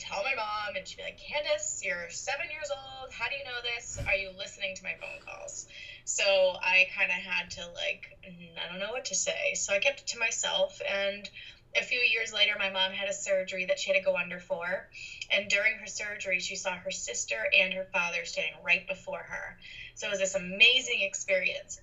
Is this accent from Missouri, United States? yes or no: no; Boston, Massachusetts, United States; now in Los Angeles, United States; I was born and raised in Boston, Massachusetts, and I now live in Los Angeles, California.